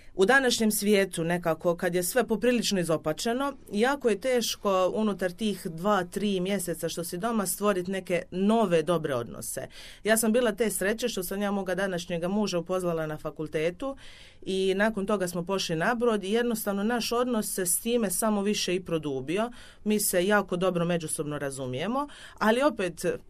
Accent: Dubrovnik, Dubrovnik-Neretva County, Croatia

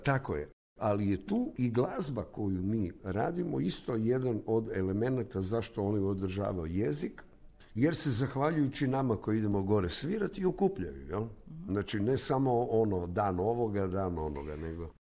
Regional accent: Zagreb, City of Zagreb, Croatia; Ja sam tu, vidi se iz ove zgrade, Strnja

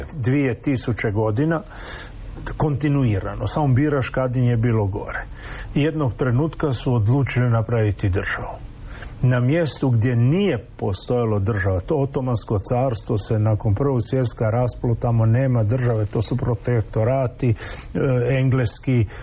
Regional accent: Croatia; kod nas u Hrvatskoj

